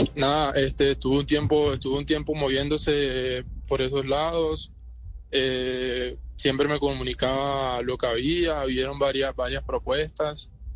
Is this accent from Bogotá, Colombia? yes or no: no; Barranquilla, Atlántico, Colombia; moved away; also born or lived in Medellín; yo nací en Barranquilla el año 98